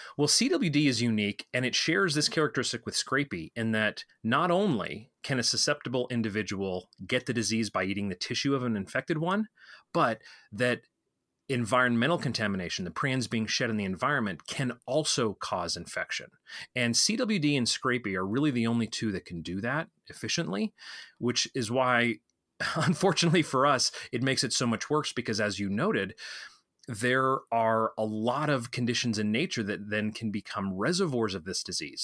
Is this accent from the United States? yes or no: yes; Colorado, United States; my home state of Colorado